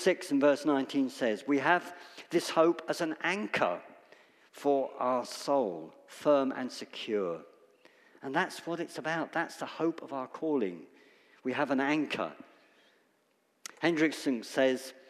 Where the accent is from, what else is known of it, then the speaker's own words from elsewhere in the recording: United Kingdom; Death is uncomfortable for us to talk about as British people